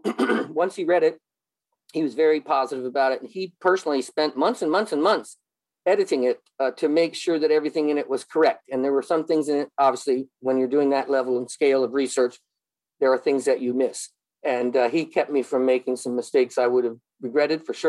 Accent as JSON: {"language": "English", "country": "United States", "said": "I'm obviously from America."}